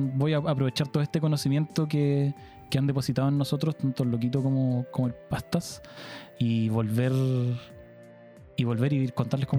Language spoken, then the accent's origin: Spanish; Chile; soy de Punta